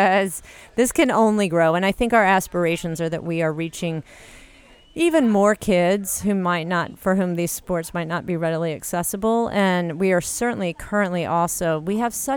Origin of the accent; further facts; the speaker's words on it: Louisiana, United States; moved away as an adult; also born or lived in Maine; now in Minneapolis, United States; I had come from the South. I grew up in Louisiana